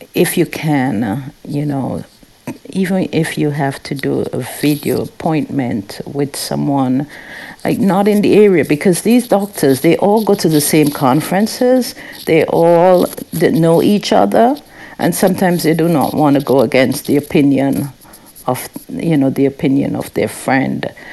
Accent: St. Vincent & Grenadines; moved away; I grew up in the Caribbean, St. Vincent and the Grenadines

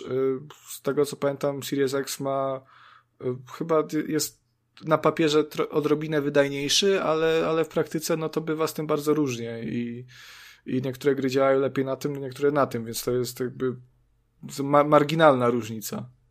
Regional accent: Subcarpathian Voivodeship, Poland; ja jestem głupim wsiurem z Podkarpacia

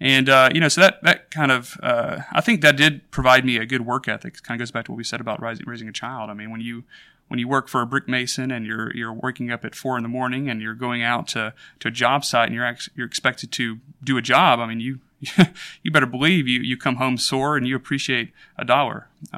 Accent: Hoover, Alabama, United States; So I grew up in Birmingham, Alabama, in a suburb called Hoover. We were in a few other places before that, but that was pretty much my childhood.

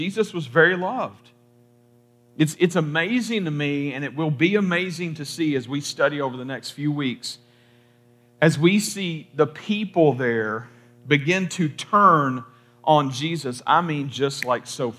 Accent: Kentucky, United States; I'm from Kentucky, and in Kentucky, at least a lot of my family, my family is full of like the double name thing.

